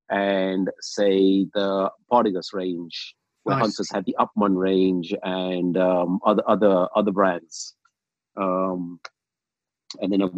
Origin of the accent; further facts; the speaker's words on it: London, United Kingdom; also born or lived in Uganda; we lived in London since we came here. Came to UK when I was 8 years old.